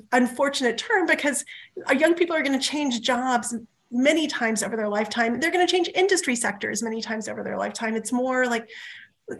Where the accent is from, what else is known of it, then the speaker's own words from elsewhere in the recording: rural New Mexico, United States; moved away; my hometown in rural New Mexico